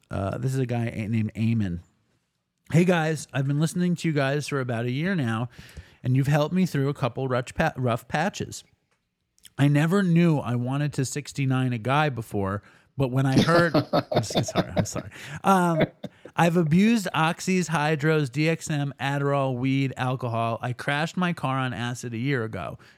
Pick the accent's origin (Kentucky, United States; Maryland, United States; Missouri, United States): Maryland, United States; Baltimore; I'm from Baltimore, and a big part of my addiction is the actual copping.